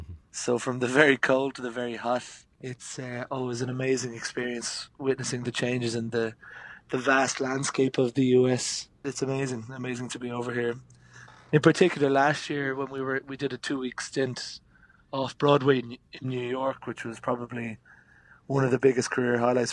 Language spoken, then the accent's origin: English; Wicklow, County Wicklow, Ireland; Grew up in a town called Wicklow Town, which is just on the east coast of Ireland, just south of Dublin.